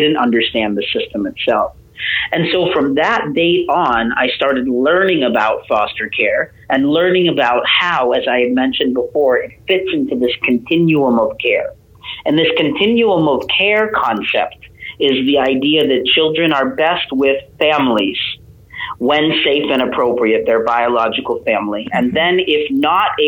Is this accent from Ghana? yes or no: no; Boston, Massachusetts, United States; moved away as an adult; also born or lived in Calcutta, India / Seattle; now in India; I was adopted by a Canadian American family and grew up in Seattle for a little bit and then in Boston